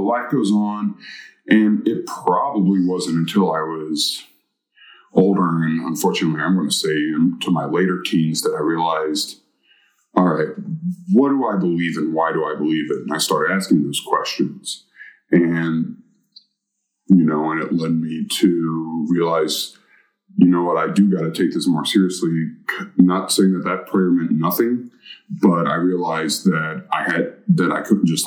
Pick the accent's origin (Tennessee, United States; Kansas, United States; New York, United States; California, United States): Tennessee, United States; Chattanooga; also born or lived in North Carolina; I claim Chattanooga as my hometown